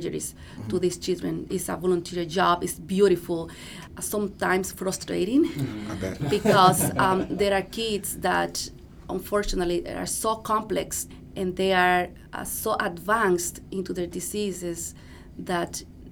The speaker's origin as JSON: {"language": "English", "country": "Dominican Republic", "moved": "as an adult", "lives_now": "United States", "said": "I am from the Dominican Republic"}